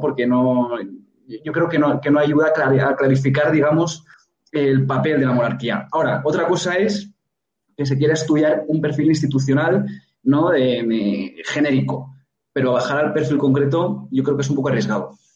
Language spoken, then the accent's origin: Spanish; Catalonia, Spain; Yo vengo de Cataluña, soy catalán, eh, he padecido la inversión lingüística